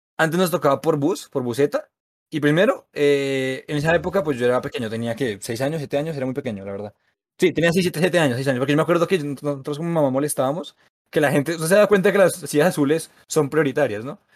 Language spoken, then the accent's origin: Spanish; Bogotá, Colombia; born or raised there